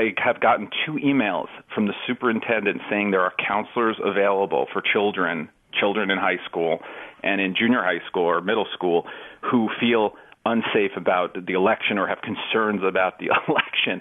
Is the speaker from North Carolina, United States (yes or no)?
no; New York City, New York, United States; I grew up in New York, right? So when I was young, I think there were, 2,500 murders in Manhattan, in New York City every year.